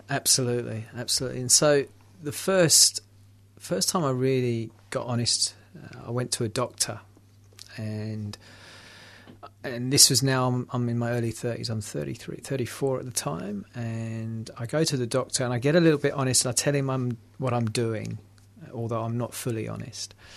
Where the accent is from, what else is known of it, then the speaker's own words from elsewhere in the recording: London, United Kingdom; I'm from London